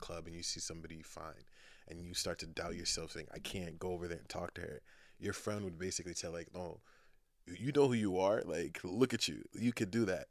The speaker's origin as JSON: {"language": "English", "country": "Nigeria", "tie": "born or raised there", "also_born_or_lived": "United Kingdom", "moved": "yes", "lives_now": "Boston, United States", "said": "I was born in Boston, but then went back to Nigeria."}